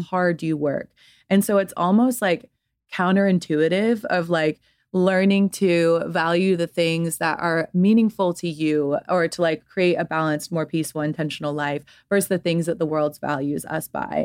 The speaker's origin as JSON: {"language": "English", "town": "Atlanta", "region": "Georgia", "country": "United States", "tie": "born or raised there", "also_born_or_lived": "London", "said": "grew up in Atlanta, Georgia"}